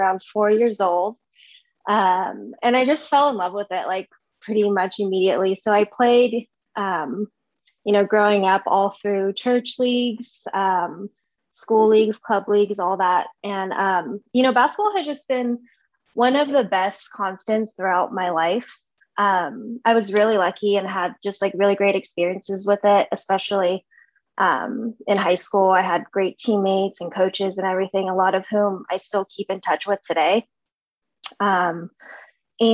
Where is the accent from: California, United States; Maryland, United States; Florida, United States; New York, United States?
California, United States; Sacramento; I was born and raised in Sac.